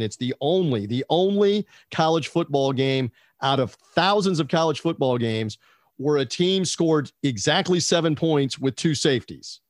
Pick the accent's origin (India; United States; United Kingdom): United States; We're an American